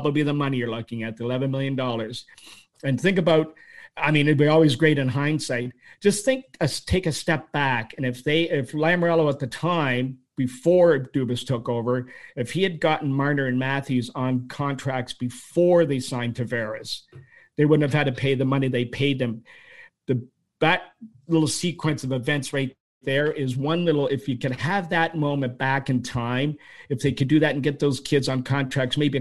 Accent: Toronto, Ontario, Canada; I grew up in Scarborough. And I was there for most of my life.

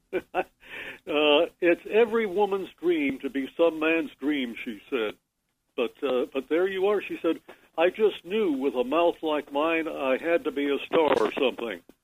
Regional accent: Corning, New York, United States; I grew up in Corning, New York, uh, the glass capital of the world

